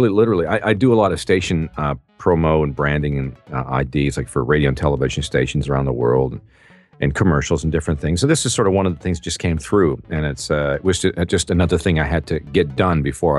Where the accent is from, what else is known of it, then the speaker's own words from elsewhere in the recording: Peterborough, Ontario, Canada; now in United States; in my hometown of Peterborough, Ontario, Canada, many years ago. Well, I'm since an American citizen now, 3 months ago. So it's, you know, where I was born, though. And I grew up in my hometown